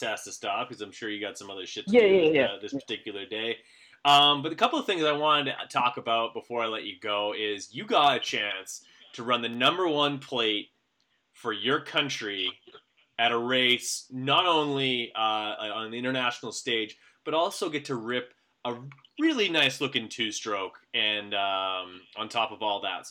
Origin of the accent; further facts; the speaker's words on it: Canada; I'm from Canada